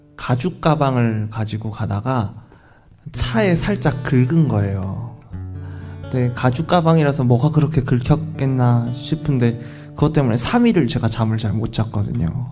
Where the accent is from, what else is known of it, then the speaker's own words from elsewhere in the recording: Gyeongsang, South Korea; 저도 경상도 사람이라서